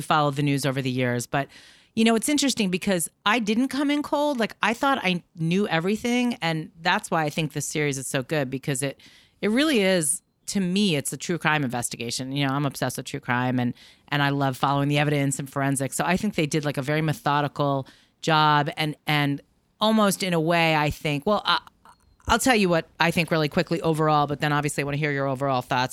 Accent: New York, United States; I'm from New York. I'm Jewish. I'm of a certain age. I grew up, you know, we were, like, Upper West Side adjacent

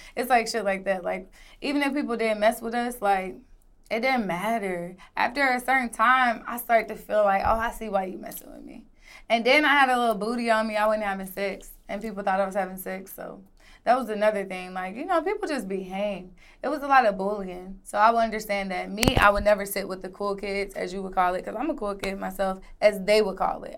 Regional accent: Atlanta, Georgia, United States; also born or lived in Decatur, Illinois / Miami, Florida; I was raised in Atlanta, Georgia.

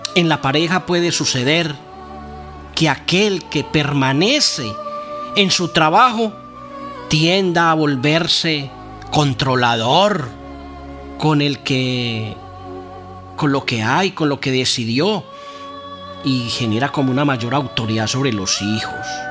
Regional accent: Sopetrán, Antioquia, Colombia; Horizontes, corregimiento de Sopetrán, mi pueblo, donde fui criado, nacido

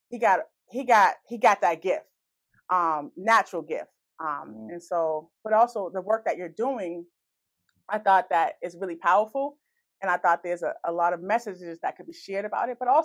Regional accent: Boston, Massachusetts, United States; now in Brockton, United States; I'm from {S1} Boston uh, {S0} originally, so um, so I'm always picking up my town and making those connections. But I, I live in Brockton now

